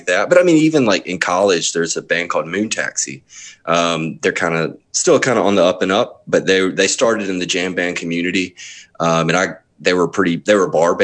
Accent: Jackson, Mississippi, United States; moved away as an adult; also born or lived in Tupelo, Mississippi / Memphis, Tennessee; I was born and spent the first 26 years of my life in Mississippi

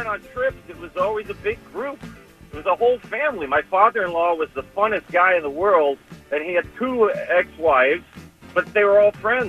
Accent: United States; as an American

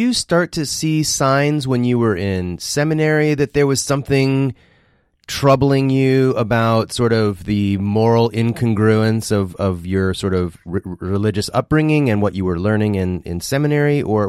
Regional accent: Midwest, United States; I grew up in the Midwest, though I wasn't raised in the South, but wasn't that different for me. I was in the United Methodist Church, and then my folks became Seventh-day Adventists

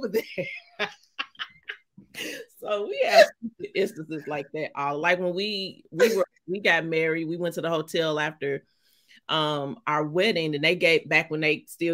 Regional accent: St. Louis, Missouri, United States; accent: St. Louis accent; now in New York, United States; I'm from St. Louis, Missouri.

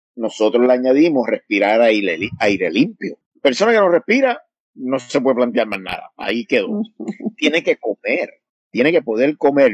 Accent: Puerto Rico; en Puerto Rico, de donde yo vengo

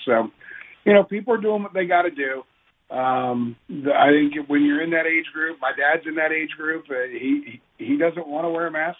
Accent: Northern Virginia, United States; also born or lived in California; I was born in California, but I was raised in Northern Virginia.

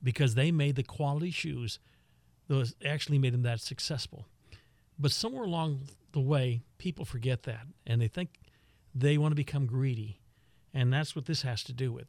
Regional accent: Lockhart, Texas, United States; I'm from Lockhart.

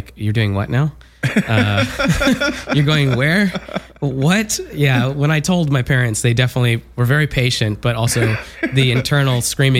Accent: Southern California, United States; I'm from Southern California

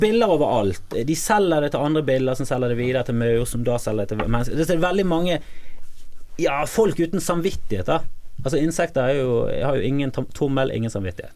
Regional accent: Bergen, Vestland, Norway; also born or lived in Voss; nå kommer både meg og deg fra Fana.

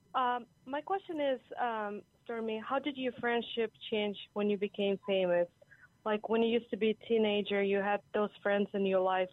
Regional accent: Hawaii, United States; I'm from Hawaii

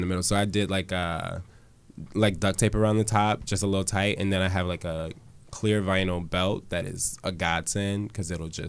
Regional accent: Chicago, Illinois, United States; I'm from Chicago.

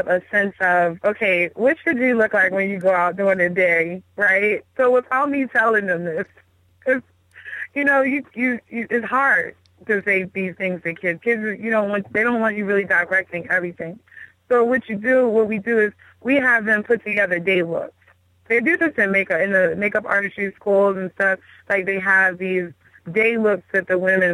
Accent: Baltimore, Maryland, United States; moved away as an adult; now in Houston, United States; I'm from Baltimore, born and raised. I mean, I lived here most of my life.

